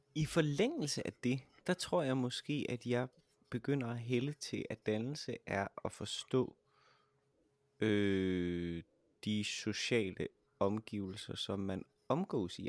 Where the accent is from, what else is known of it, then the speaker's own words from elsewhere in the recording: Jutland, Denmark; jeg er fra Jylland